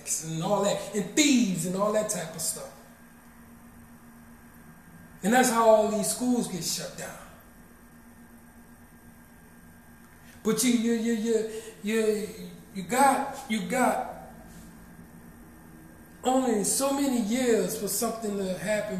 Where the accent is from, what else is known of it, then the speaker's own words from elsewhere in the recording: Marrero, Louisiana, United States; I love my hometown. I love Marrero, Louisiana